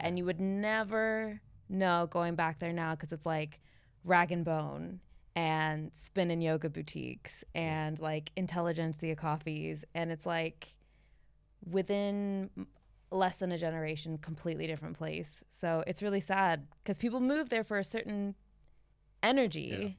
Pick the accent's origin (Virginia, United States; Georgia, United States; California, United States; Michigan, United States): California, United States; Palm Springs; moved away as an adult; also born or lived in Los Angeles; now in London, United Kingdom; I'm from Palm Springs